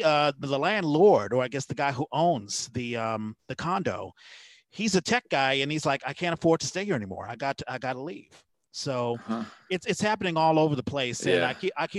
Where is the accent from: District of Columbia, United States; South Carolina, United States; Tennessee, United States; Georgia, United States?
District of Columbia, United States; Washington; moved away as an adult; now in California, United States; I love California. I am originally from Washington, D.C., but when I first came out here in 1996